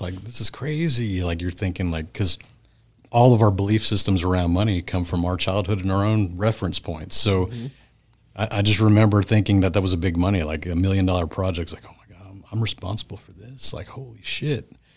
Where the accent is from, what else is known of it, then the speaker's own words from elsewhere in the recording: Friendswood, Texas, United States; my hometown of Friendswood, Texas